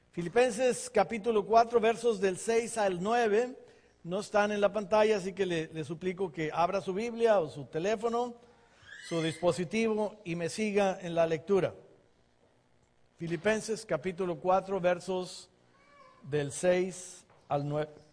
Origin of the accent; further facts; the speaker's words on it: Ensenada, Baja California, Mexico; moved away as an adult; now in United States; crecimos en Ensenada